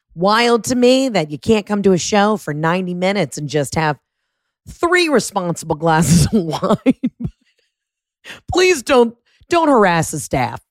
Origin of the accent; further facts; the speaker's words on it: Atlanta, Georgia, United States; playing my hometown at the Fox Theater